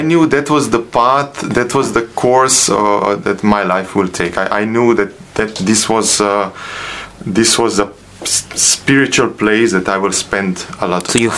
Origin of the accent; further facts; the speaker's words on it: Sarajevo, Federation of Bosnia and Herzegovina, Bosnia & Herzegovina; moved away as an adult; now in Slovenia; I was born in Sarajevo. I was I grew up there, uh, finished my high school there